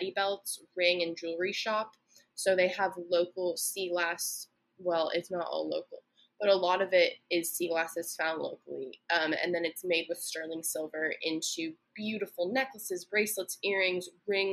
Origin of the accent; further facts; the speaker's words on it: Santa Barbara, California, United States; I grew up in Santa Barbara